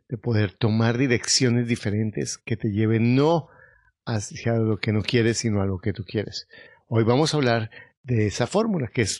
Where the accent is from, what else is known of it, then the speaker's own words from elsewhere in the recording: South Korea; now in Bogotá, Colombia; soy de Corea, pero vivo en Bogotá, Colombia. Tengo 45 años